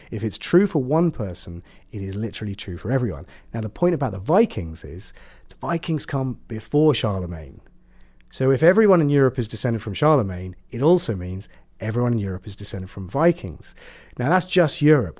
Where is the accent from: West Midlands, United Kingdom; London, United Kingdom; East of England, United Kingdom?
East of England, United Kingdom; Ipswich; moved away; I'm from Suffolk